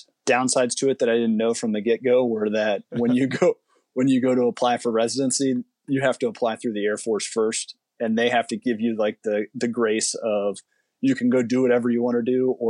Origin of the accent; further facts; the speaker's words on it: just outside of Dayton, Ohio, United States; moved away as an adult; also born or lived in Hillsdale, Michigan / Lewisburg, West Virginia; I grew up just outside of Dayton, Ohio, in a small little suburb.